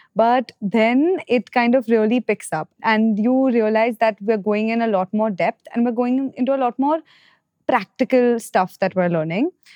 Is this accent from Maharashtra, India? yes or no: yes; Mumbai, Maharashtra, India; I'm from Bombay